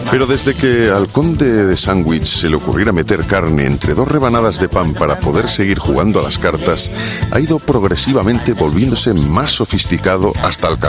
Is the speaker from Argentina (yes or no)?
no; Basque Country, Spain; pues como buen vasco, yo creo, bacalao a la vizcaína, aunque, aunque sea gastistarra